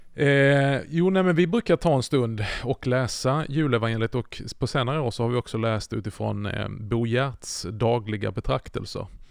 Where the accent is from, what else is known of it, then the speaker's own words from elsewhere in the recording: Skåne, Sweden; Jag är ju uppväxt i Skåne